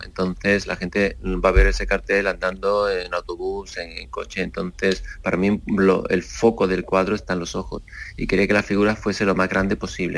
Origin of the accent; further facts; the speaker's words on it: Seville, Andalusia, Spain; quiero que sea conocido mi trabajo en mi tierra